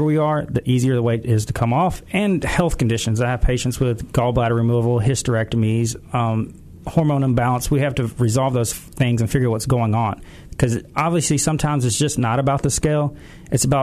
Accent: Collierville, Tennessee, United States; also born or lived in Memphis, Tennessee / Starkville, Mississippi / Atlanta, Georgia; I was born and raised in Memphis, St. Francis Hospital right here. Went to Collierville Elementary School, Collierville Middle School, graduated from Collierville High School

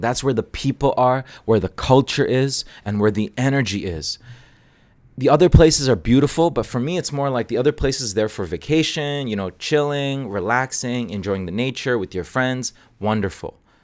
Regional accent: Hong Kong; moved away as an adult; also born or lived in Toronto, Canada; now in Canada; I grew up in Asia

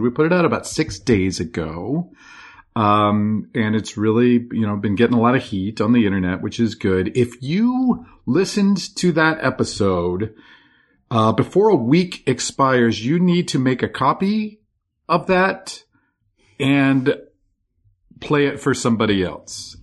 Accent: Virginia, United States; our house where we grew up in Virginia

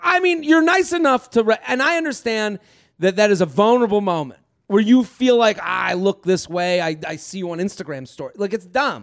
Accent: Needham, Massachusetts, United States; moved away; also born or lived in Oxford, Mississippi; I'm from Needham, Massachusetts. I come to Oxford, Mississippi, the middle of nowhere

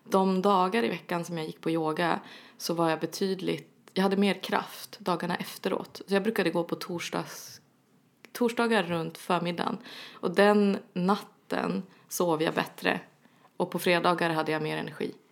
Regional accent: Norrland, Sweden; now in Stockholm, Sweden; jag är från Norrland.

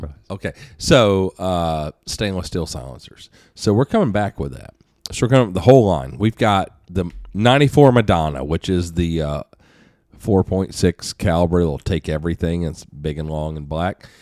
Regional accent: United States; I'm an American

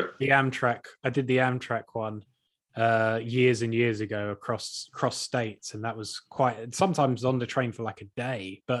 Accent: England, United Kingdom; We said we're from England

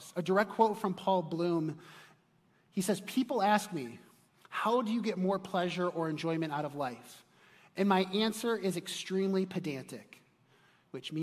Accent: Chicago, Illinois, United States; moved away; I'm from Chicago originally

